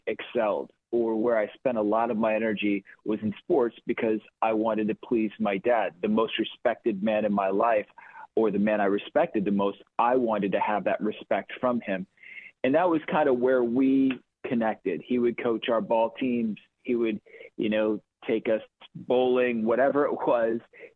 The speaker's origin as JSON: {"language": "English", "town": "Chicago", "region": "Illinois", "country": "United States", "tie": "born or raised there", "also_born_or_lived": "Quad Cities", "said": "I was born and raised in Chicago. Well, toggled back and forth between actually Quad Cities and Chicagoland"}